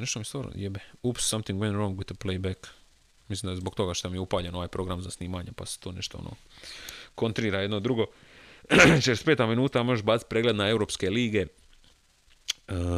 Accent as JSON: {"language": "Croatian", "country": "Croatia", "said": "kao pravi Hrvat"}